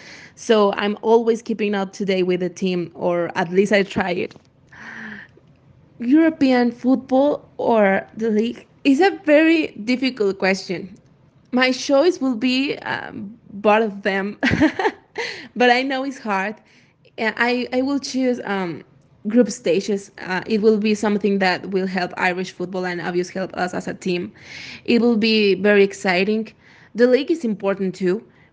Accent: Mexico; I am from Mexico.

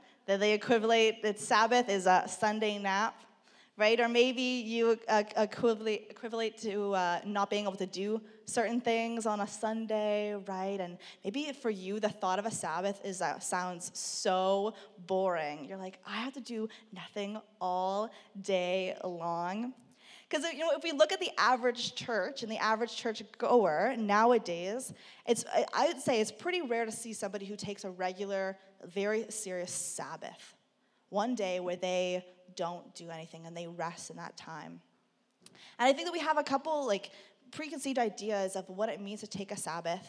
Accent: Burlington, Ontario, Canada; growing up in Burlington

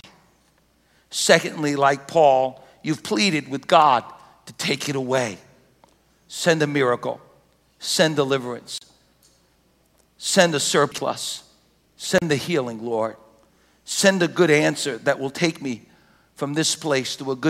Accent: United States; we're American Christians

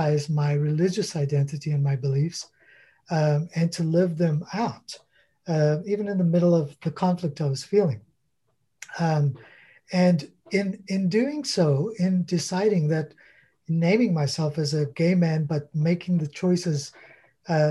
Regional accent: South Africa; now in Canada; I grew up in South Africa

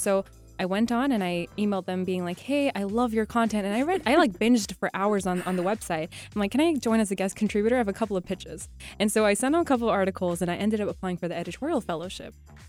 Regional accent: Saudi Arabia; also born or lived in Pakistan; my family's been in Saudi for three generations now, right? So Saudi's the only home I've known, but I'm a Pakistani.

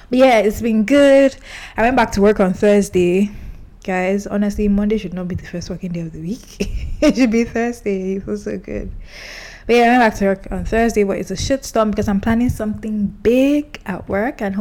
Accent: Kogi, Nigeria; But, but I know this because I'm from Kogi State, and yeah.

